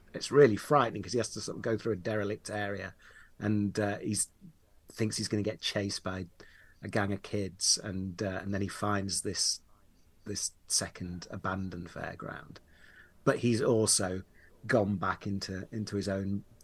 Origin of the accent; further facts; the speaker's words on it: Leeds, Yorkshire and the Humber, United Kingdom; I grew up in Yorkshire, in Leeds